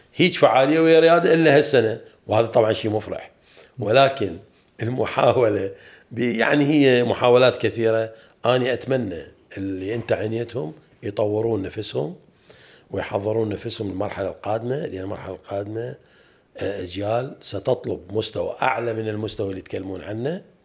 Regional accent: Iraq

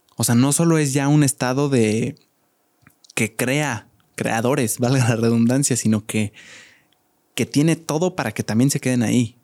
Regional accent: Querétaro, Mexico; yo soy orgulloso queretano

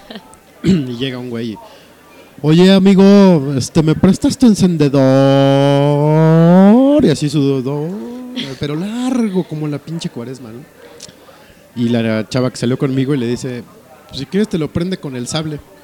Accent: northern Mexico, Mexico; accent: norteño; se me salga mi acento norteño

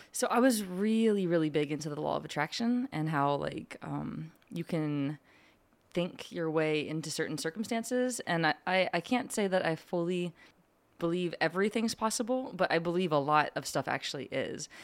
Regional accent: Lebanon, Pennsylvania, United States; moved away as an adult; born and raised in Lupnan, P A. And I went to Cedarcrest

